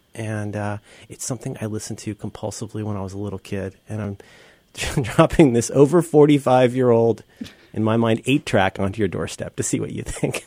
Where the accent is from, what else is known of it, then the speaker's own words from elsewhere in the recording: Cincinnati, Ohio, United States; now in San Francisco, United States; I was raised in Cincinnati, Ohio